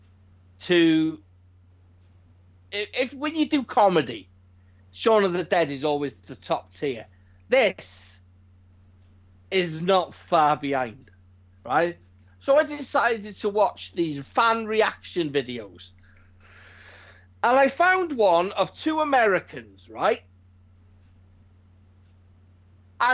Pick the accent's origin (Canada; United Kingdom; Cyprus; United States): United Kingdom; As a Brit